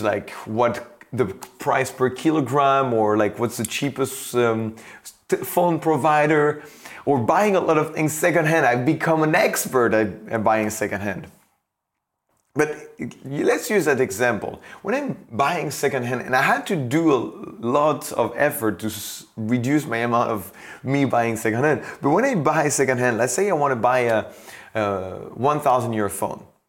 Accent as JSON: {"language": "English", "country": "France", "said": "I come from France."}